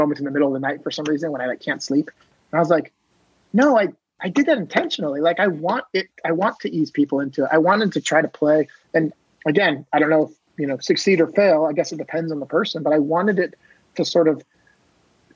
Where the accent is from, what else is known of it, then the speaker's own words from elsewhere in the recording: Maine, United States; moved away; I grew up in this tiny town in Maine, near Canada on the ocean